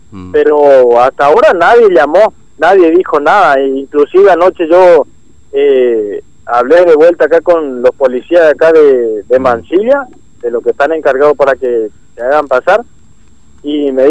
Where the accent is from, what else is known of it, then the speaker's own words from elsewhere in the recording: Mojón de Fierro, Formosa, Argentina; Sí, sí, yo soy de Formosa, yo soy nacido y criado en Formosa, en Mojón de Fierro. Mirá si no, no me van a conocer y por todos lados andan diciendo que yo no soy formoseño, pero es eh, mentira.